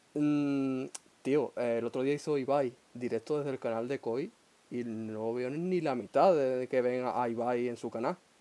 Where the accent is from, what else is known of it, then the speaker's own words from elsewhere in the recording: Huelva, Andalusia, Spain; yo que soy de aquí de Huelva